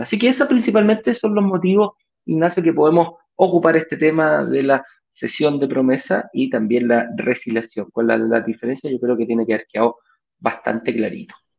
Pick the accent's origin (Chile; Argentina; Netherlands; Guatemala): Chile; de Chile, no de México